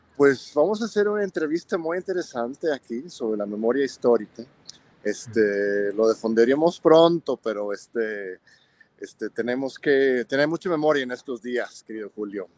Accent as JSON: {"language": "Spanish", "country": "Mexico", "said": "como mexicanos"}